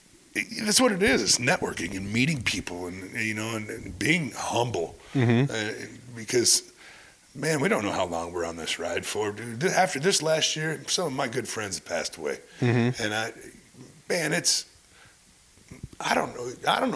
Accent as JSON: {"language": "English", "town": "Clint", "region": "Texas", "country": "United States", "said": "You know, I came from Clint."}